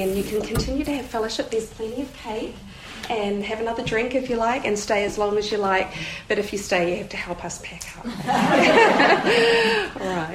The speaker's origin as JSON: {"language": "English", "country": "New Zealand", "said": "I'm from New Zealand"}